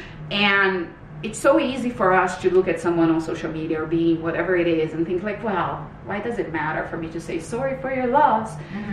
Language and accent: English; Brazil; moved away as an adult; now in Canada; I'm originally from Brazil. So I moved to Canada in 2006.